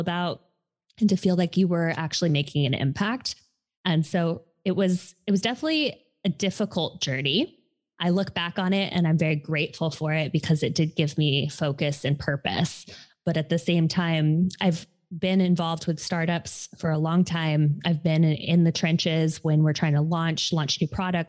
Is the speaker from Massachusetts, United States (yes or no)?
no; Hawaii, United States; moved away; I am originally from Hawaii, and I had gone home to help my mother